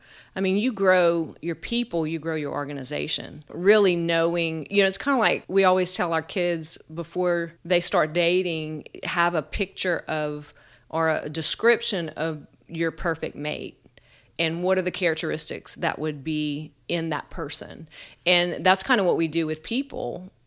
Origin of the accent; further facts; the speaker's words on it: Eunice, Louisiana, United States; moved away as an adult; now in Lafayette, United States; I am originally from Eunice, Louisiana. Grew up there.